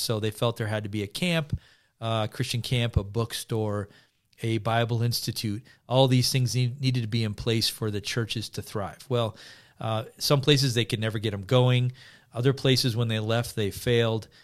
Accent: United States; coming as an American

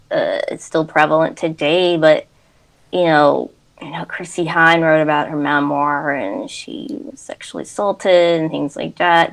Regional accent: Dayton, Ohio, United States; moved away as an adult; also born or lived in Centerville, Ohio / Los Angeles; now in Chicago, United States; I grew up in Dayton, Ohio

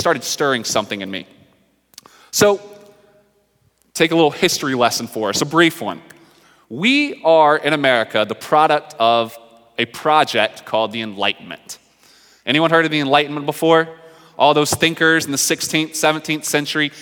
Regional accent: North Carolina, United States; moved away; I'm from the South. I'm from North Carolina.

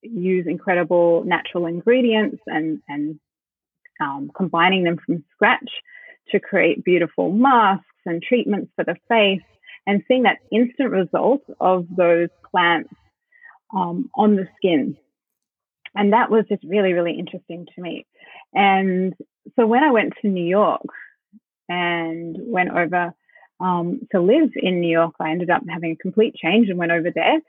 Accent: Sydney, New South Wales, Australia; moved away as an adult; also born or lived in Brooklyn / Byron Bay; I grew up in the North Shore in Sydney

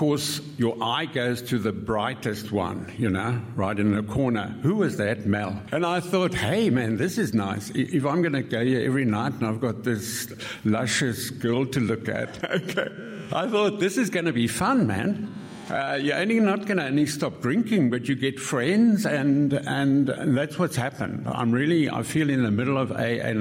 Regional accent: Cape Town, Western Cape, South Africa; also born or lived in Kent, England; now in Salzburg, Austria; I'm from Salzburg, Austria, but as you can hear, I'm actually a Cape Townian, also by heart

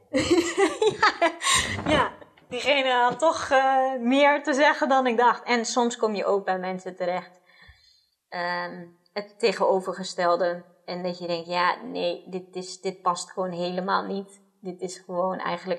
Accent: Netherlands; ik opgegroeid ben in Nederland

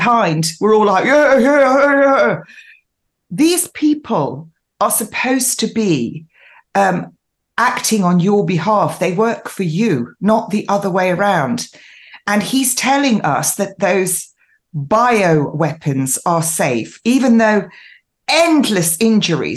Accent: United Kingdom; now in East Sussex, United Kingdom; I am originally from the Midlands, a mining town

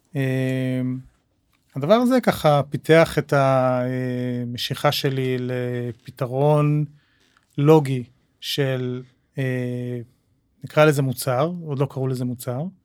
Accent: Jerusalem, Jerusalem District, Israel; now in Tel Aviv, Israel; גדלתי בירושלים, uh, שנות ה-70 וה-80

